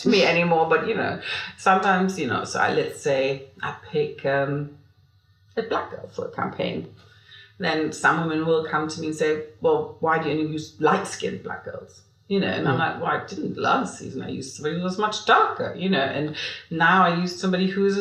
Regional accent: Germany; moved away as an adult; now in London, United Kingdom; I'm German. I've lived here for 29 years, but I'm not a British citizen.

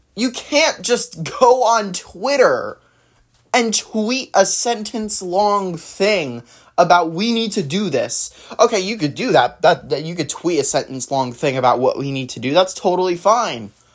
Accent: New Jersey, United States; also born or lived in California; I was born and mostly raised in New Jersey.

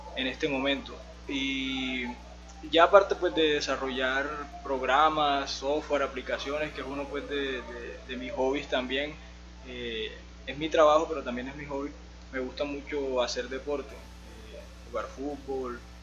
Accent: San Juan Nepomuceno, Bolívar, Colombia; now in Medellín, Colombia; soy de, la costa de acá de, Colombia, de un pueblo que se llama San Juan de Comuceno. yo me vine de allá en el 2009 para acá, para la ciudad de Medellín

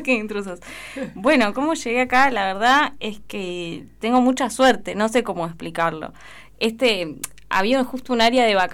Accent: Patagonia, Argentina; also born or lived in La Plata; yo soy de Patagonia, aunque no fuera excluyente. Eh, además, 10 años viviendo en La Plata, soy un poco platense también, ya no sé, un poco.

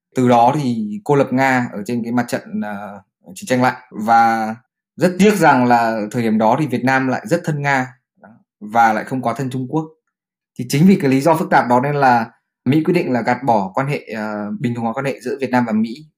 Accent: Vietnam; mình là người Việt Nam

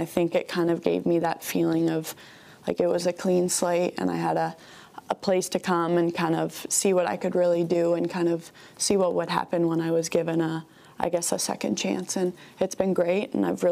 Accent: London, Ontario, Canada; moved away as an adult; also born or lived in Seattle, Washington; now in Albuquerque, United States; I am from London, Ontario

